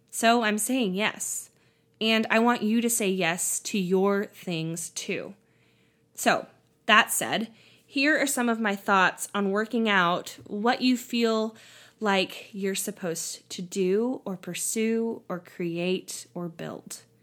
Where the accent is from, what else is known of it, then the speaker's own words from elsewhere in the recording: California, United States; moved away as an adult; also born or lived in Tennessee; my home state of California